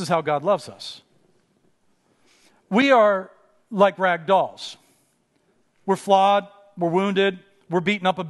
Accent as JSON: {"language": "English", "town": "Pittsburgh", "region": "Pennsylvania", "country": "United States", "tie": "born or raised there", "moved": "as an adult", "lives_now": "Los Angeles, United States", "said": "I grew up in Pittsburgh, in a fairly rough neighborhood in Pittsburgh"}